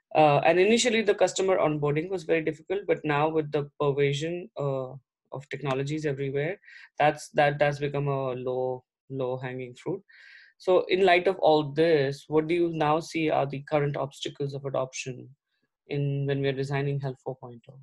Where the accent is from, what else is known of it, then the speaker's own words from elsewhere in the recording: India; I'm also from India